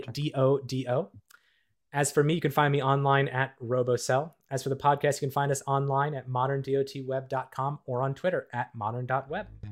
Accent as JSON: {"language": "English", "region": "Minnesota", "country": "United States", "tie": "born or raised there", "said": "the ski hills I grew up with in the Midwest of the United States and Minnesota"}